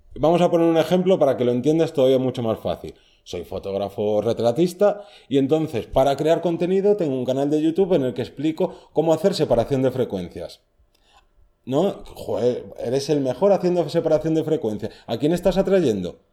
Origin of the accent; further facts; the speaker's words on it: Madrid, Community of Madrid, Spain; Yo soy de Madrid.